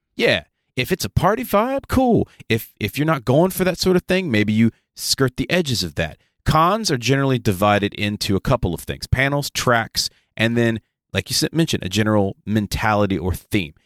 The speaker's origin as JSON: {"language": "English", "region": "the South", "country": "United States", "said": "we're from the South. It is hot and muggy in the South pretty much until wintertime"}